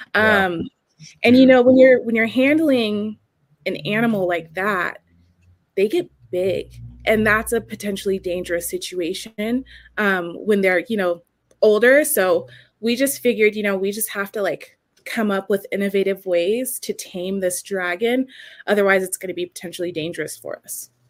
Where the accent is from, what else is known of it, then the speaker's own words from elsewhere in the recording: San Diego, California, United States; now in Wyoming, United States; That's where I'm living like, right now. I'm from San Diego